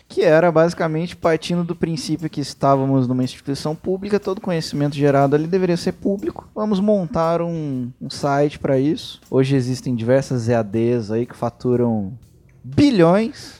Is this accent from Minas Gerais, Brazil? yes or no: yes; Guaxupé, Minas Gerais, Brazil; eu sou nativo do interior de Minas.